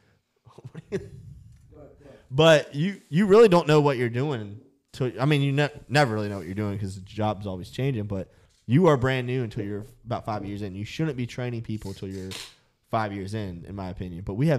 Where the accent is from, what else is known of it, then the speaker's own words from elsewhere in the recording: Virginia, United States; Southwestern Virginia.